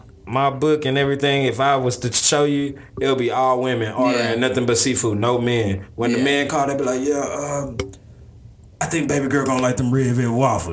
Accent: Houston, Texas, United States; I'm from Houston, though. But shout out to Houston.

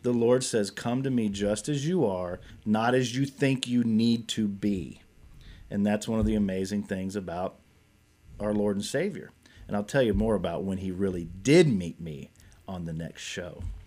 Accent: Nicholasville, Kentucky, United States; also born or lived in Lexington, Kentucky; I grew up here in Kentucky, born and raised, grew up in Nicholasville, moved to Lexington when I was thirteen years old

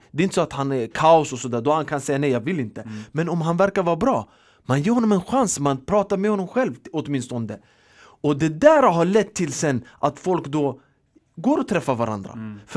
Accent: Sweden; Vi är uppvuxna i Sverige, vi har en annan kultur och mentalitet

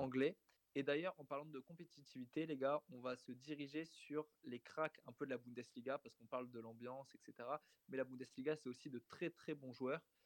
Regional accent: France; on est français

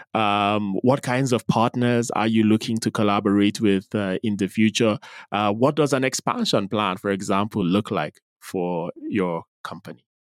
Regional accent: Nigeria; now in Nairobi, Kenya; you're in my home country

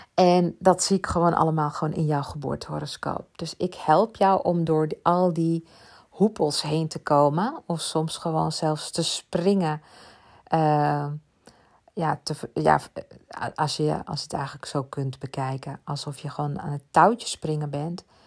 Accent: Ibiza, Balearic Islands, Spain; ik kom uit Ibiza, ben daar opgegroeid

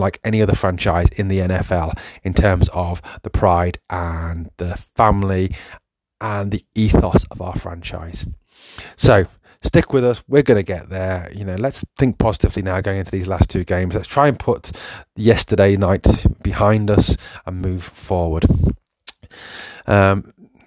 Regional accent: England, United Kingdom; I was born in England

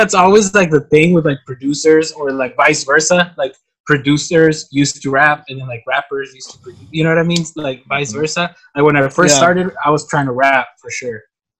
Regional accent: Mexicali, Baja California, Mexico; first language Spanish; English is a second language; So I'm from Mexicali, but I mean I've been living here for you know, I'm 27

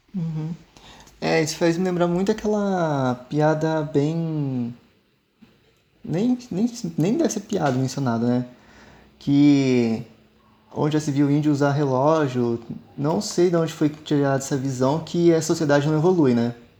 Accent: South Region, Brazil; Eu só nasci aqui

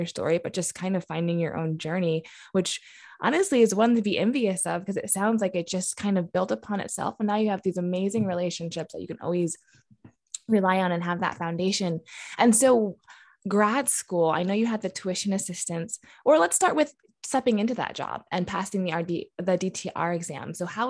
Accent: New York, United States; also born or lived in Pennsylvania; now in Missouri, United States; I'm from New York and Pennsylvania, and I'm in Missouri now

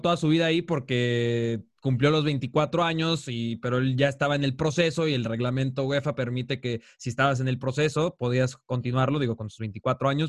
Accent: Mexico; acá de los mexicanos

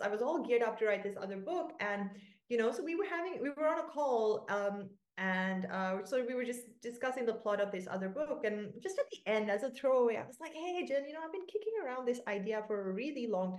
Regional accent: Sri Lanka; now in Portugal; I'm Sri Lankan. I grew up in Sri Lanka. I speak Sinhalese

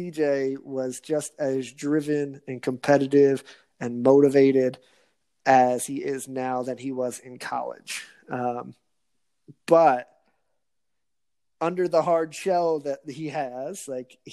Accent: New Jersey, United States; I'm from New Jersey

